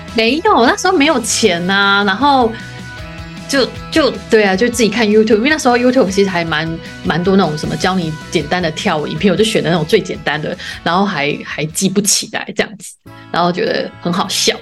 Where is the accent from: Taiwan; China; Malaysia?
Taiwan; Yunlin County; 因为我是云林人，我中南部的小孩